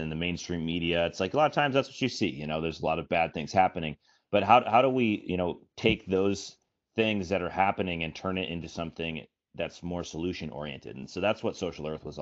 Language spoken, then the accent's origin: English; Minnesota, United States; moved away as an adult; now in San Francisco, United States; my home state of Minnesota